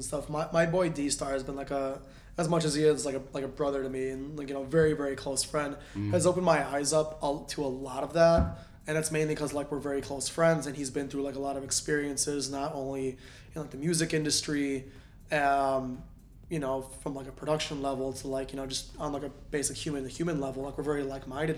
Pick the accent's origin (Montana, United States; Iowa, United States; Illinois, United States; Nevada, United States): Illinois, United States; Northwest suburbs; I grew up in Northwest suburbs before I moved and lived downtown for like a God knows many years now